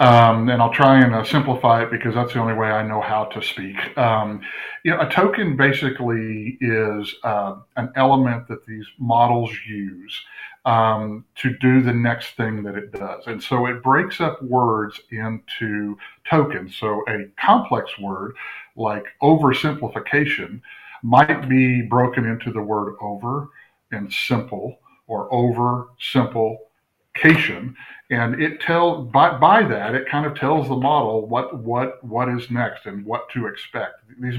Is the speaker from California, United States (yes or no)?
yes; California, United States; born there; now in Texas, United States; Well, I was born in California, but as I tell all my Texas friends, I got here as fast as I could. So, yeah, I'm still in Texas.